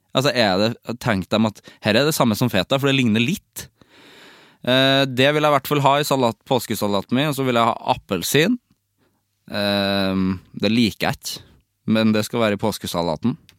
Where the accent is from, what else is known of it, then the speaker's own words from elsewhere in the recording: Norway; also born or lived in Sweden; som nordmann